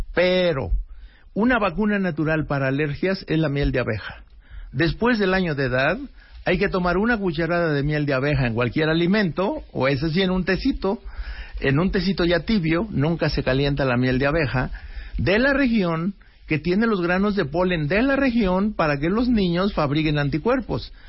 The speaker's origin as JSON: {"language": "Spanish", "country": "Mexico", "said": "somos salados los mexicanos"}